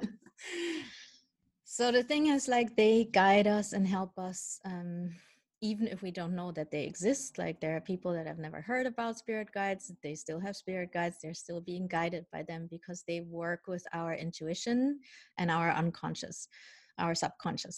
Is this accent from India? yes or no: no; Germany; also born or lived in Colombia; I was born in Colombia. Um, my birth mother is of indigenous ancestry, so what U.S. people would call Native American in Canada, First um, Nations um, and my dad I don't know anything about. Um, because when I was one year old, my mom gave me up for adoption, and I was adopted by my parents who are from Holland, but I grew up in mm-hmm. Germany